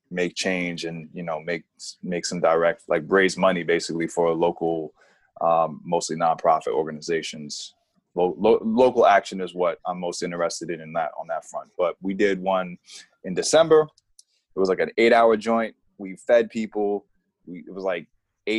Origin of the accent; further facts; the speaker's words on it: New York City, New York, United States; also born or lived in Queens, New York; Out of New York, I'm from Moneymaker, Manhattan. And Queens is my second home. I'm in Queens now